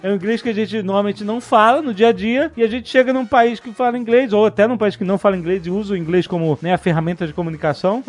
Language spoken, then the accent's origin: Portuguese; Brazil; sendo brasileiro